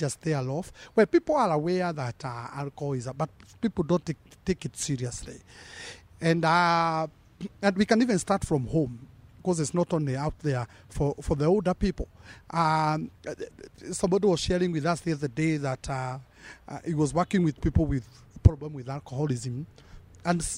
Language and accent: English; Kenya; we are building a Kenyan culture of drinking